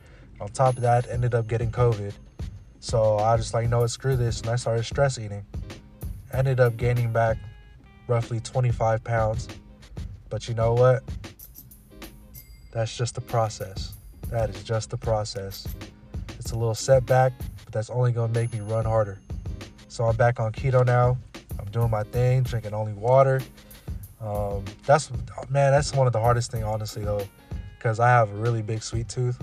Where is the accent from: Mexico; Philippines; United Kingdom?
Philippines; And you know how grandma be sometimes, you know, especially being Filipino, you always gotta eat.